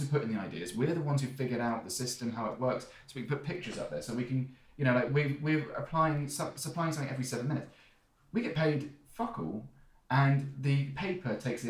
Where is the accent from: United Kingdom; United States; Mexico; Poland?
United Kingdom; Surrey, South East England; I am from Surrey, I've got a really good education